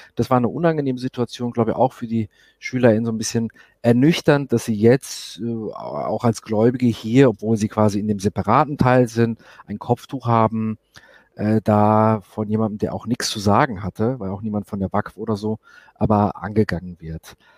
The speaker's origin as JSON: {"language": "German", "country": "Germany", "moved": "as an adult", "lives_now": "Israel", "said": "ich komme aus Deutschland, kenne es nicht anders"}